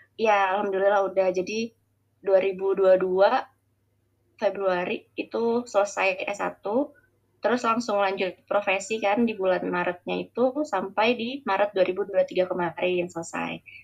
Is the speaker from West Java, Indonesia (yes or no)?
no; Balikpapan, East Kalimantan, Indonesia; moved away as an adult; also born or lived in Jember; now in Balikpapan, Indonesia; aku mau SD itu pindah ke Balikpapan akhirnya sampai SMA di Balikpapan